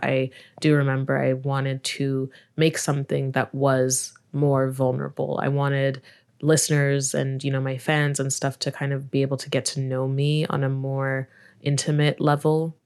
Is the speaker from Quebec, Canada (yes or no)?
yes; Montreal, Quebec, Canada; also born or lived in Nigeria; now in Toronto, Canada; I was born in Nigeria, but I grew up in Montreal